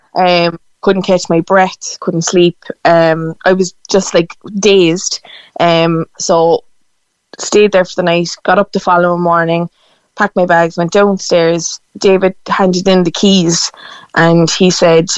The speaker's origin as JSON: {"language": "English", "town": "Cork", "region": "Munster", "country": "Ireland", "said": "I'm from Cork City"}